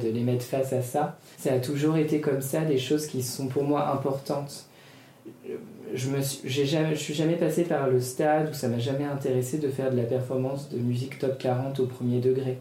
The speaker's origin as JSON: {"language": "French", "town": "Paris", "region": "Île-de-France", "country": "France", "tie": "born or raised there", "also_born_or_lived": "United States", "said": "Ici, c'est ma ville, Paris, c'est là où j'ai grandi."}